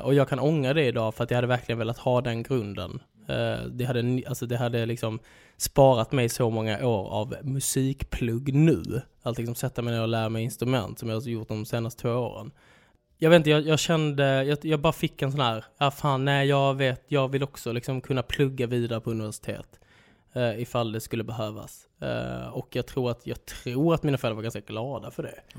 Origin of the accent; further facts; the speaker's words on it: Svedala, Skåne, Sweden; Där jag är uppväxt i Holmeja, Svedala, Skåneland